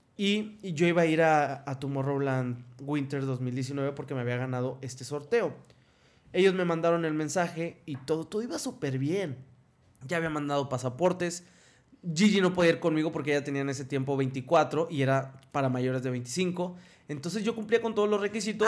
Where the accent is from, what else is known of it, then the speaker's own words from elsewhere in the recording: Ciudad Victoria, Tamaulipas, Mexico; moved away as an adult; also born or lived in Mexico City; now in Monterrey, Mexico; yo soy de Ciudad Victoria